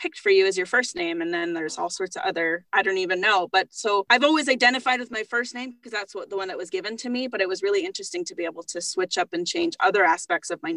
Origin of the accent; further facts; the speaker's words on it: Alberta, Canada; now in Ontario, Canada; I had to send off for a new birth certificate for Alberta, because I was born in Alberta.